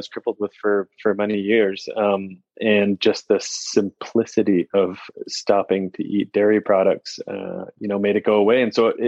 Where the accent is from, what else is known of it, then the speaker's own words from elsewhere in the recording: New England, United States; So I grew up in New England